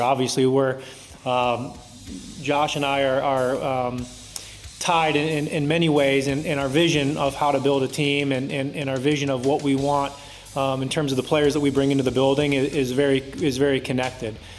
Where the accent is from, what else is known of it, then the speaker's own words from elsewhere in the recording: Charlotte area, North Carolina, United States; I grew up in North Carolina and in, in, in the Charlotte area